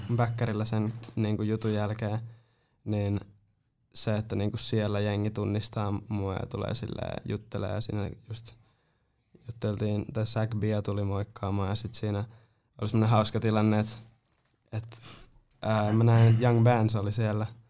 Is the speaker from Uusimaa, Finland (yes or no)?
no; Nurmo, South Ostrobothnia, Finland; en edes ole Seinäjältä, mä oon Nurmosta